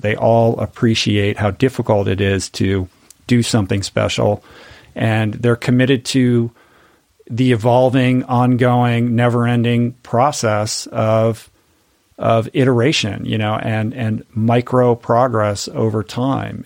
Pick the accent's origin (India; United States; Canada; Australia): United States; Washington, District of Columbia; now in Malibu, United States; I grew up in Washington, D C, in an inside the Beltway family